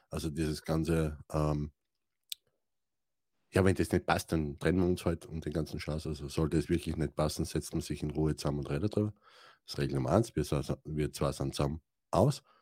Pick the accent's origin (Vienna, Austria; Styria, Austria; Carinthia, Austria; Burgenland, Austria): Styria, Austria; Oder ich bin ein Steirer, was interessiert mich Deutsch?